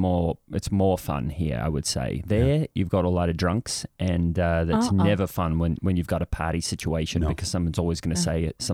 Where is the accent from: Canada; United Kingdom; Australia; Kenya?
Australia; Perth, Western Australia; born there; also born or lived in Brisbane / Sydney / Melbourne; I was born in Perth. As a young child, I lived in Brisbane, and then eventually in Sydney, and then over to Melbourne.